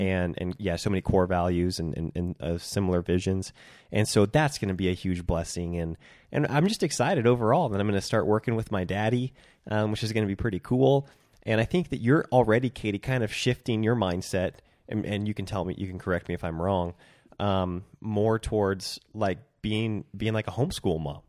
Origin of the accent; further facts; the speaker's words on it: Centralia, Washington, United States; now in Bend, Oregon, United States; moving up to my hometown, Centralia, Washington, in August